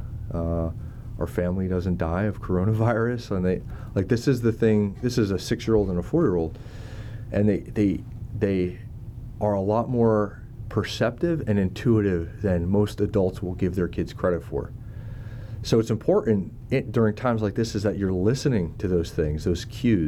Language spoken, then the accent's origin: English; United States; now in Monterey, United States; we're from the Northeast, New Jersey, New York City.